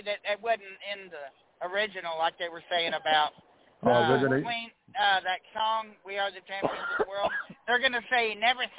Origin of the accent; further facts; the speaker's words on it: Houston, Texas, United States; I'm from Houston even